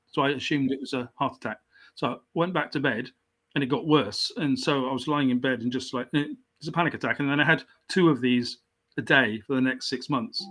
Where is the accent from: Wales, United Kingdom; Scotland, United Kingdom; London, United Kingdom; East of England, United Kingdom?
Wales, United Kingdom; South; also born or lived in South West England; I wasn't actually born in into South Wales. I was born in the in the southwest of England. Mm-hmm. Um, so I'm English.